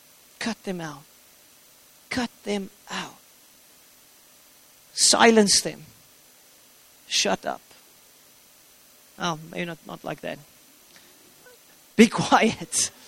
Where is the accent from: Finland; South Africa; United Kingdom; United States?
South Africa; I'm not a South African first and foremost.